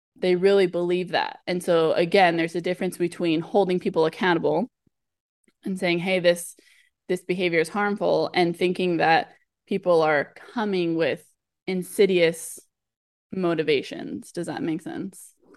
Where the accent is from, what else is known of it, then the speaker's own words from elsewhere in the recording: Southern California, United States; I grew up in Southern California in the U S